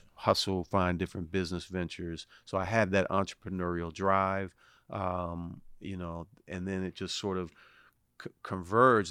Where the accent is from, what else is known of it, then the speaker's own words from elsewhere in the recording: Washington, District of Columbia, United States; born and raised in Washington, D C